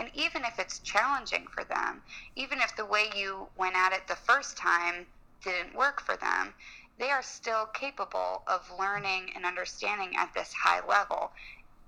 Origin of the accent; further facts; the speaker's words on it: Los Angeles, California, United States; moved away as an adult; also born or lived in New Orleans; now in Washington, D.C., United States; I grew up in Los Angeles, and I went to college in New Orleans.